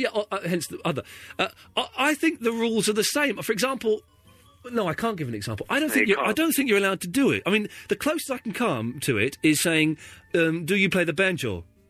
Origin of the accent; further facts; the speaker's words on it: Slough, South East England, United Kingdom; moved away; also born or lived in Maidenhead; another place I grew up in Slough.